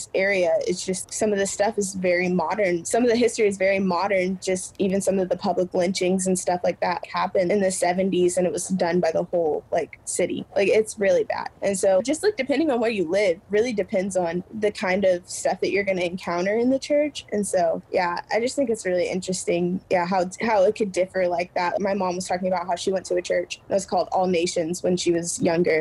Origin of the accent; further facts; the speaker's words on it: Midwest, United States; I'm from the Midwest. It's literally 3% Black